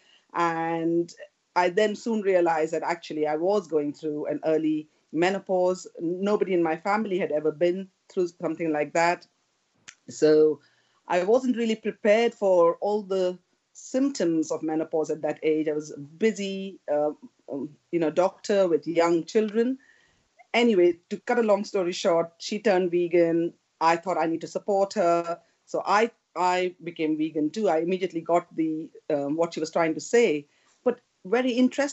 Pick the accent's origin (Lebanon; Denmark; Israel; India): India; moved away as an adult; now in United Kingdom; when I grew up in India